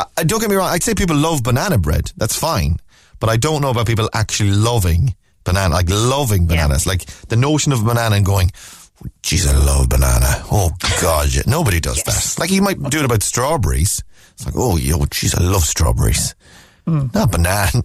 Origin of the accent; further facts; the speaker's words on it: Ireland; we're Irish too